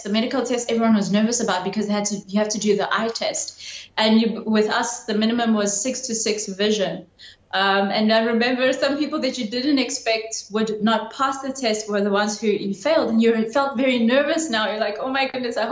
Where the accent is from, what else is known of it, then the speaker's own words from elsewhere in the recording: Durban, KwaZulu-Natal, South Africa; When I was growing up in my hometown, I hardly ever saw anyone from the military.